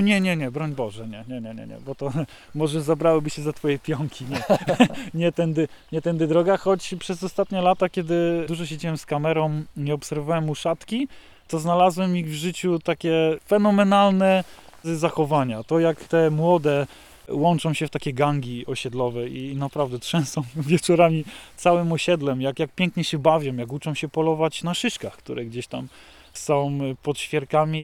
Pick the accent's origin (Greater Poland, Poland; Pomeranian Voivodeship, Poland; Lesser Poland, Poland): Lesser Poland, Poland; Nowy Targ; jako mały chłopak, kiedy patrzyłem, jak małe puszczyki tutaj wyglądały na mnie